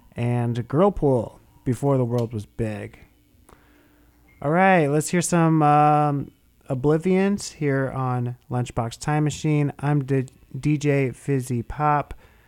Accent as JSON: {"language": "English", "town": "Bloomington", "region": "Indiana", "country": "United States", "tie": "born or raised there", "moved": "yes", "lives_now": "San Francisco, United States", "said": "They hail from my hometown, Bloomington, Indiana."}